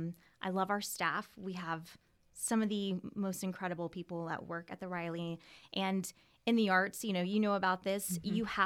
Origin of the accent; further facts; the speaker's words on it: Ocala, Florida, United States; also born or lived in Gainesville; Yep, I was born and raised here. I was born in Monroe at Monroe Regional. And I lived here, you know, all the way until then. I went to Forest High School.